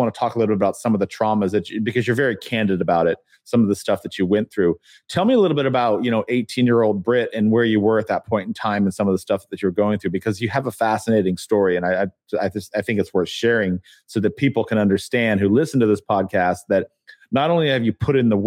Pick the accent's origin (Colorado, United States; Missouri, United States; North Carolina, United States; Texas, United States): Colorado, United States; Pueblo; moved away as an adult; also born or lived in California / Connecticut; I went to school in Pueblo, Colorado, and in California, and I grew up in one of the poorest towns